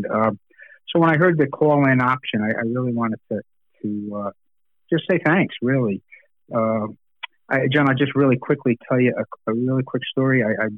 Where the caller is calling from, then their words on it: New Haven, Connecticut, United States; So I'm calling in from New Haven, Connecticut. I'm quite a distance from you guys.